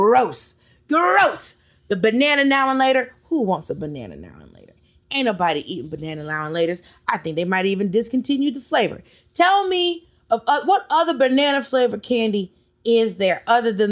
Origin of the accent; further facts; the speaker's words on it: Miami, Florida, United States; also born or lived in Atlanta; I'm originally from Miami